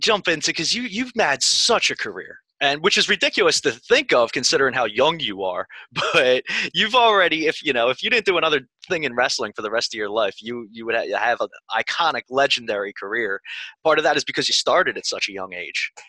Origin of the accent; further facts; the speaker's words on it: Philadelphia, Pennsylvania, United States; I'm from Philadelphia. I grew up basically like walking distance from the Armory on Southampton and the Boulevard